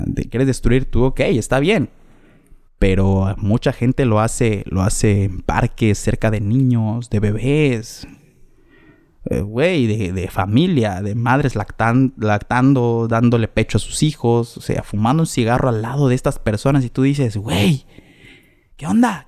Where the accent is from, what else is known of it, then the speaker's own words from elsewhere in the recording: Mexico; nací en México, caray, nací en el mejor lugar en donde se come rico